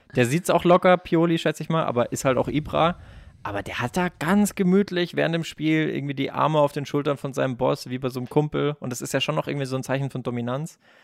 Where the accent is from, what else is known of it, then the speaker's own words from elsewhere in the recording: Baden-Württemberg, Germany; ich bin ja auch aus Baden-Württemberg